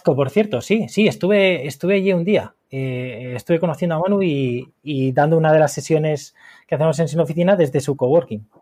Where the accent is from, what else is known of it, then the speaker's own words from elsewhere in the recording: Valencia, Valencian Community, Spain; moved away as an adult; also born or lived in Madrid; now in Murcia, Spain; una ciudad que no es la mía, porque yo soy de Valencia